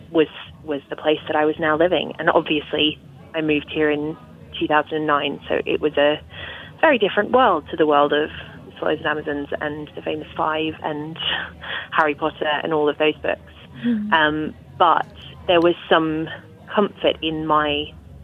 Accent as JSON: {"language": "English", "country": "Australia", "tie": "born or raised there", "moved": "as an adult", "lives_now": "England", "said": "I grew up in Australia."}